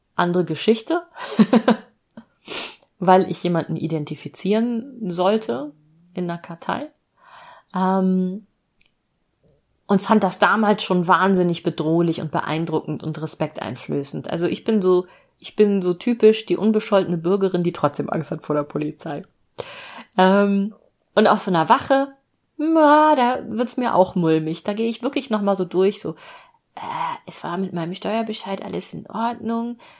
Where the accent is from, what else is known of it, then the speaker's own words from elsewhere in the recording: Hanover, Lower Saxony, Germany; meine Heimatstadt Hannover